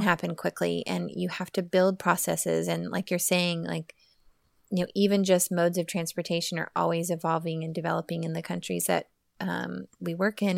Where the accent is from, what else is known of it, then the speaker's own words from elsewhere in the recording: Oklahoma, United States; moved away as an adult; now in Austin, United States; I'm from Oklahoma. I, I moved to Austin, Texas for a job ten years ago, and I have been here ever since.